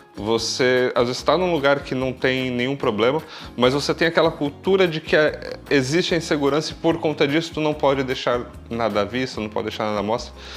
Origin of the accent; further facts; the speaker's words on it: São Paulo, Brazil; moved away as an adult; now in Braga, Portugal; eu tenho 36 anos e venho do Brasil, São Paulo.